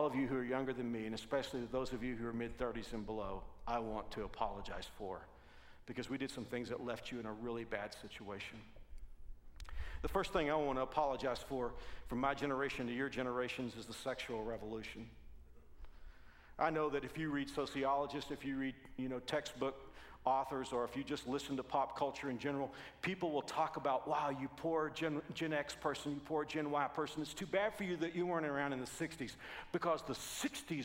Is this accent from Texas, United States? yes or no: yes; Texas, United States; I'm from Texas